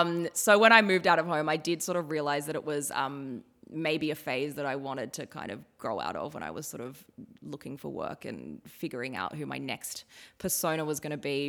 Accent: Ballina, New South Wales, Australia; moved away; I grew up in Ballina, which is really close to Byron Bay

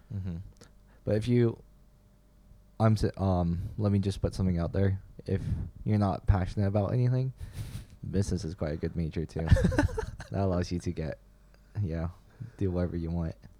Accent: Beijing, China; now in Canada; growing up in Beijing

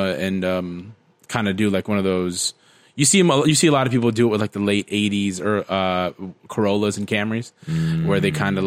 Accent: United States; We're American

